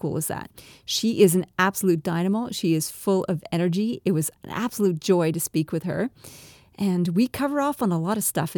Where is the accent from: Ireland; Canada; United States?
Canada; accent: Canadian-Australian; now in Australia; I'm a Canadian-Australian, hence my funny, twangy accent